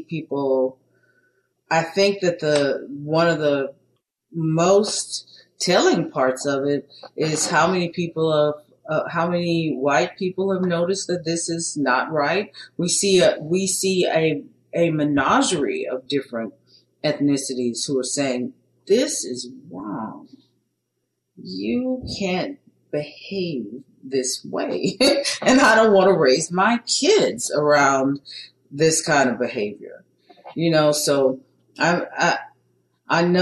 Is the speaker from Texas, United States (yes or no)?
yes; Beaumont, Texas, United States; I'm from Beaumont, Texas